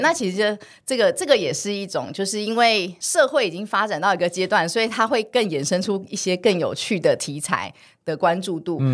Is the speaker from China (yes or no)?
no; Taiwan; 我从小是在眷村长大的